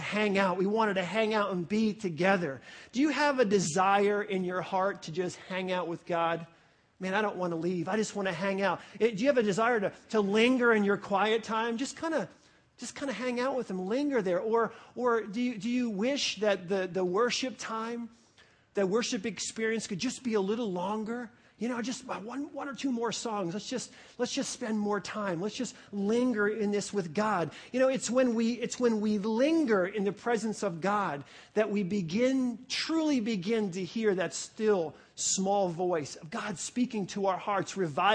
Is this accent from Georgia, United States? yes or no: no; New York, United States; I grew up in New York